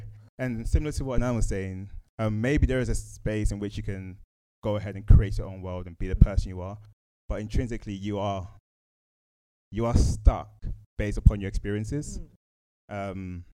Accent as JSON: {"language": "English", "town": "Woolwich", "region": "London", "country": "United Kingdom", "said": "I come from a space where I come from Woolwich, South East London."}